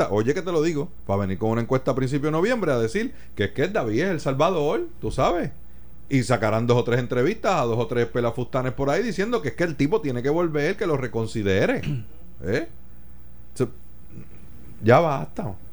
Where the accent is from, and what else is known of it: Puerto Rico